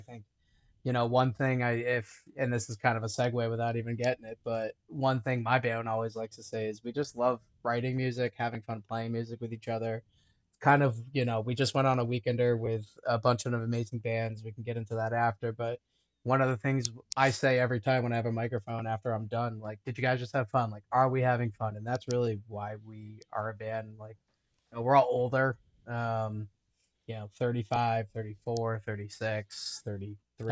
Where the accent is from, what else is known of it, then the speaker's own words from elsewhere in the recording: Liverpool, New York, United States; moved away; also born or lived in Syracuse, New York; I'm from Syracuse originally